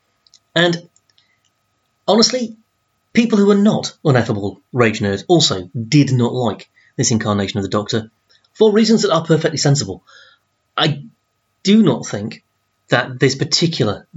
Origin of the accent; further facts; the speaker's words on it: Doncaster, Yorkshire and the Humber, United Kingdom; I'm from Doncaster, and that's such a Doncaster Sheffield thing.